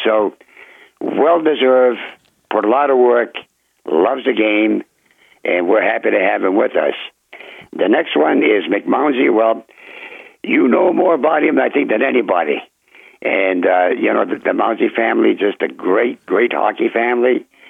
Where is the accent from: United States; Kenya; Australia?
United States; Berlin, New Hampshire; Berlin, my hometown